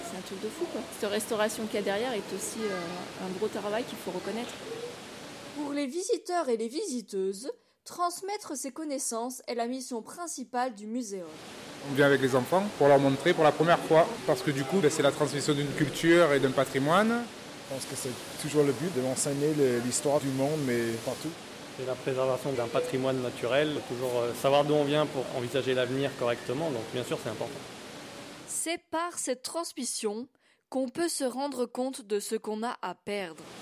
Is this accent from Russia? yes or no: no; Marseille, Provence-Alpes-Côte d'Azur, France; born there; Déjà c'est un musée assez historique qui est là depuis que moi je suis tout petit, je suis né à Marseille, donc du coup euh, la culture marseillaise c'est un lieu incontournable pour moi.